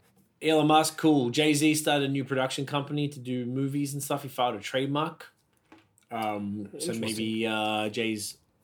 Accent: Australia; moved away; I'm just Australian.

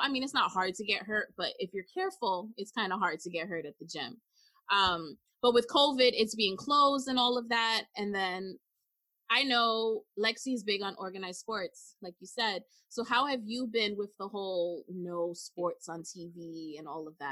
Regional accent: New York, United States; No shades of Skechers, but we're from New York.

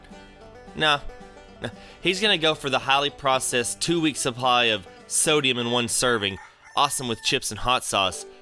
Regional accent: Texas, United States; We're from Texas

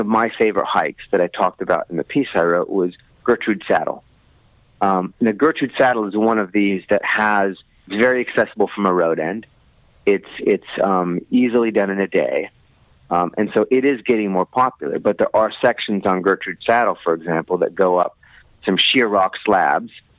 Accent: United States; moved away as an adult; now in New Zealand; I'm from the States

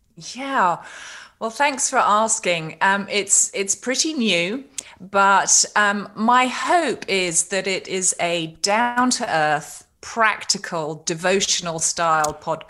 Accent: United Kingdom; I'm a Brit

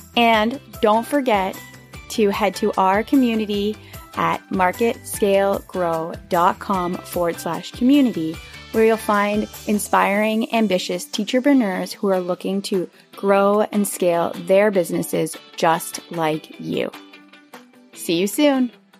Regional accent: Canada; I'm Canadian

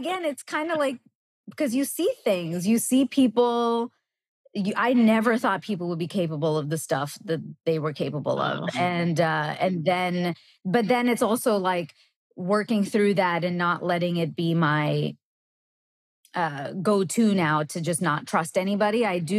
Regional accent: Canada; moved away; also born or lived in New York; I'm Canadian

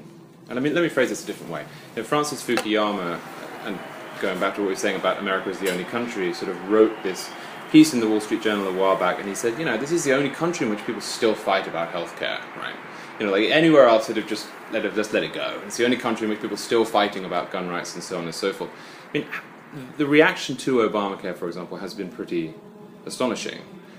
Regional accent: England, United Kingdom; now in United States; And I certainly didn't come from Cuba. I came from England.

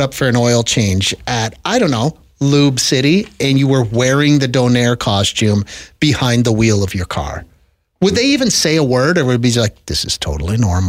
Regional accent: Wetaskiwin, Alberta, Canada; Every time I meet someone new and I say I'm from Wetaskiwin, they always say, where cars cost less?

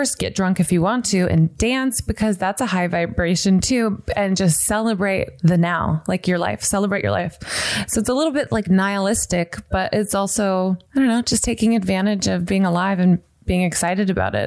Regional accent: the South, United States; now in Santa Monica, United States; growing up in the South, which was really religious

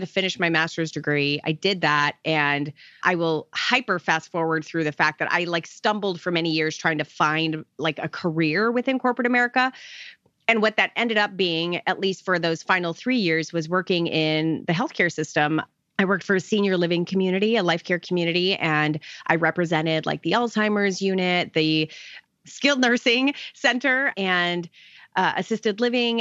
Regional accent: Arizona, United States; now in Tampa, United States; I grew up in Arizona, so I'm totally a desert baby.

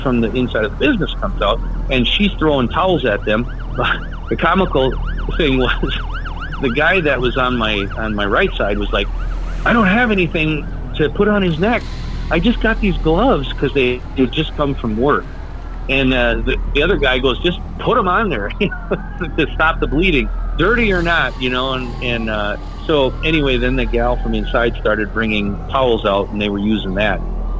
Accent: Cadott, Wisconsin, United States; carpooling with a guy and another girl that were in my class, and they both were from Stanley, and I was from Cadott.

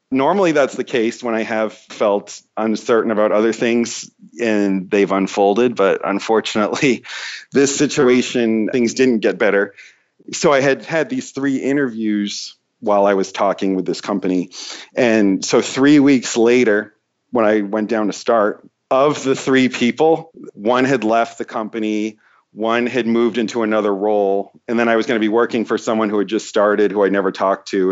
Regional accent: East Coast, United States; moved away as an adult; I'm from the East Coast

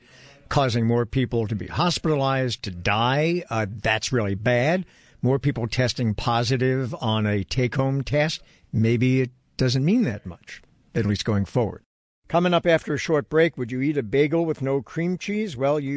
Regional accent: New York City, New York, United States; being a New Yorker myself

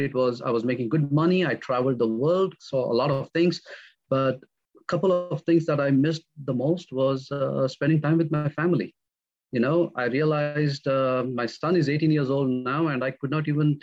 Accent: India; moved away as an adult; now in North Carolina, United States; I come from India. I moved from India to the United States in the year 2001. I was born and raised in a middle-class family

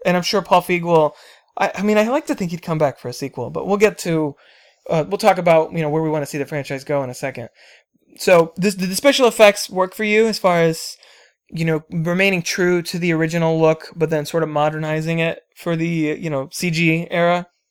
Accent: New Jersey, United States; I was born in Jersey

